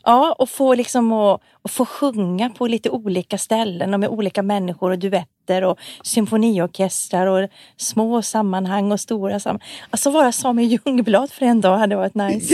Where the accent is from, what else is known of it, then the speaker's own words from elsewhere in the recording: Malmberget, Norrbotten County, Sweden; jag är ju född i Malmberget